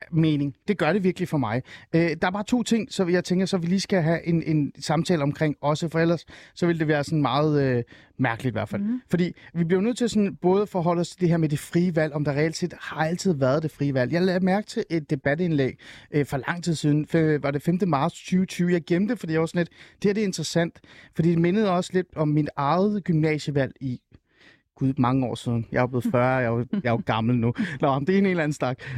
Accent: Djursland, Central Denmark Region, Denmark; jeg er opvokset på

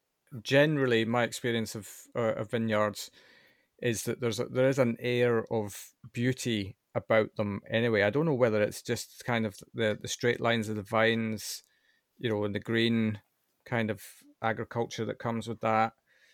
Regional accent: United Kingdom; I'm British, right?

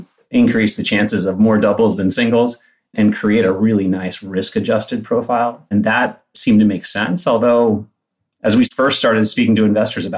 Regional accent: Palo Alto, California, United States; I grew up in Palo Alto. I was a public high school kid

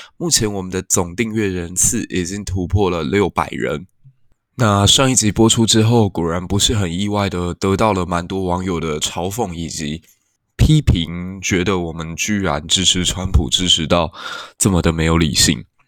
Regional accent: Taiwan; 我们台湾人生活得其实有点安逸

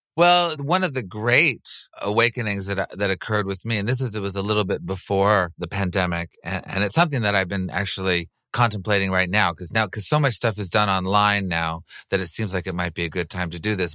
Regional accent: Montreal, Quebec, Canada; moved away; I grew up in Montreal and I speak French

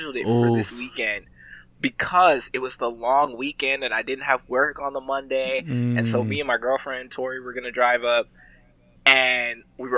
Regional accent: Boston, Massachusetts, United States; moved away; I'm from Boston.

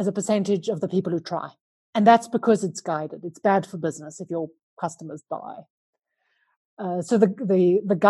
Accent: Johannesburg, Gauteng, South Africa; moved away as an adult; now in Andorra; I'm a South African. I grew up in Johannesburg, but I left South Africa nearly 20 years ago now. And I live in a funny little place called Andorra in the Pyrenees Mountains

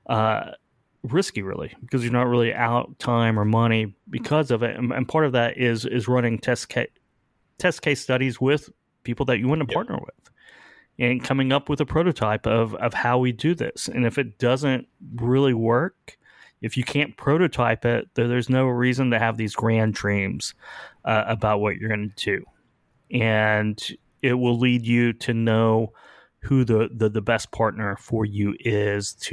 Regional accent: Oklahoma, United States; I'm from Oklahoma.

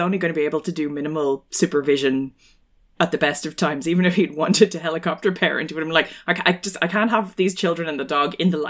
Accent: Ireland; also born or lived in Hong Kong; possibly because I was from Ireland and possibly also because I lived in Hong Kong

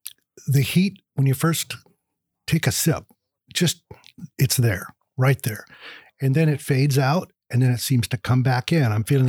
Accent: California, United States; also born or lived in Iowa; now in Bardstown, United States; Then my dad, one winter after I was born, decided he'd had quite enough of the snow and headed to California, and that's where I was raised.

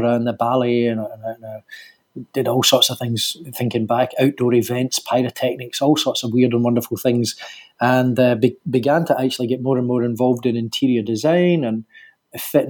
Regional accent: Glasgow, Scotland, United Kingdom; born or raised there; accent: Scottish

